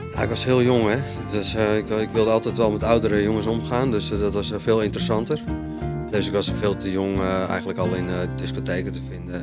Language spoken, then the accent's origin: Dutch; Friesland, Netherlands; also born or lived in Hoogeveen; ik ben opgegroeid in Friesland